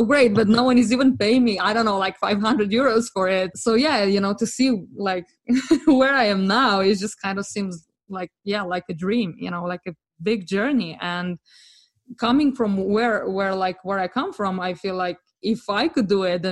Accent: Slovenia; moved away as an adult; also born or lived in France / London; I'm actually from Slovenia

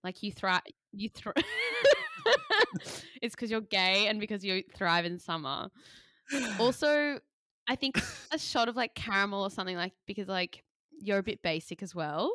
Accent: Sydney, New South Wales, Australia; moved away as an adult; now in London, United Kingdom; moving from Sydney to London and New York, but we think that our angle as two Australian millennial aspiring creatives

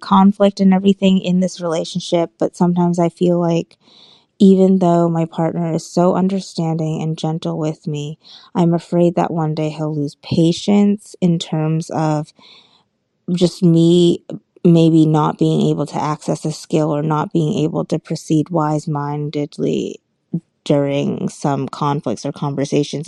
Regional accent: Boston, Massachusetts, United States; now in Seattle, United States; I'm originally from Boston, but I currently reside in Seattle.

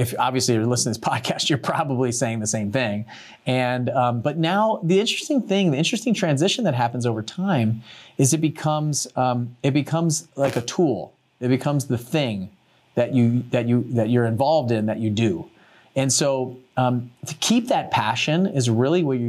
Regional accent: Maryland, United States; I grew up in Maryland and Under Armour came out of our area in Maryland

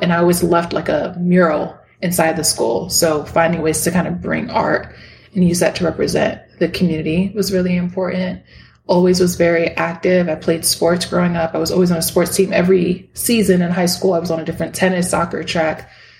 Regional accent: New York, United States; also born or lived in Miami, Florida; Yes, I was born in Miami, Florida. to two parents. They came from Dominican Republic, so both of them were immigrants. And then I mostly grew up with my mom and my sister. We moved from Miami to different parts of New York State.

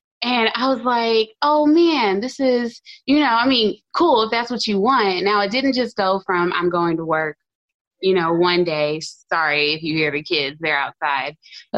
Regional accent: Houston, Texas, United States; Houston, Texas.

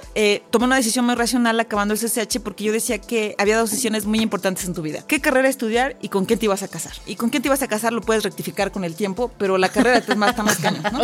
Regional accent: Ecatepec, State of Mexico, Mexico; Yo nací en Ecatepec

